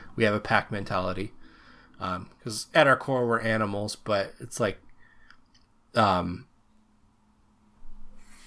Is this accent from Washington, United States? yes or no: yes; Seattle, Washington, United States; a resident of Washington